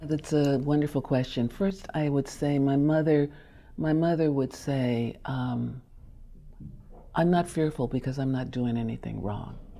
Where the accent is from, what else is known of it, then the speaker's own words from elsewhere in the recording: New York, United States; also born or lived in Chicago; so we lived in Harlem when we moved from, I was born in Chicago